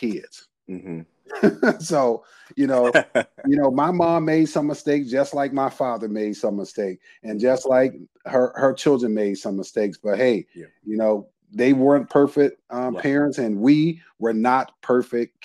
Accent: Racine, Wisconsin, United States; moved away as an adult; now in San Antonio, United States; I was born and raised in Racine, Wisconsin

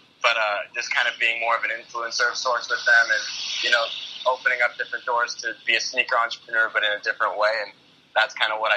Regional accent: Las Vegas, Nevada, United States; born and raised in Las Vegas

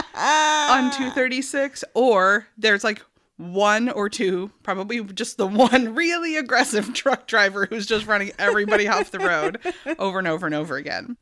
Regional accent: York, Maine, United States; now in South Berwick, United States; I grew up in York, like on Mountain Road, which is like borders South Berwick

